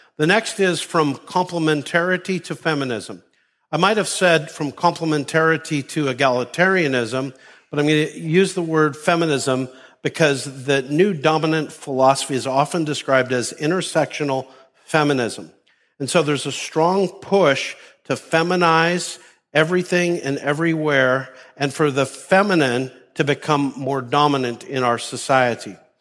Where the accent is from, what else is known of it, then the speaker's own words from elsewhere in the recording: Canada; moved away; Me growing up in Canada